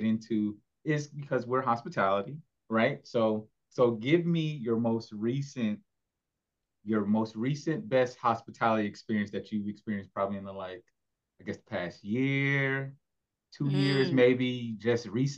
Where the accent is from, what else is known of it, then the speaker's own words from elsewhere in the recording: Orlando, Florida, United States; also born or lived in Oviedo, Florida; I live in Oviedo, but I have spent my times, because I'm from Orlando anyway, but spent my time driving up and down East Orlando all my life.